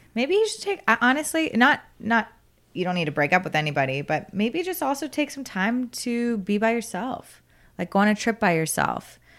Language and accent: English; South Florida, United States; now in Austin, United States; I go home and I'm from South Florida